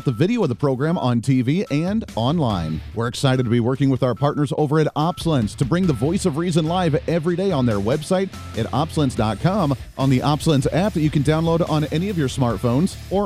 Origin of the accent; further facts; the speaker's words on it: Colorado, United States; I grew up in Colorado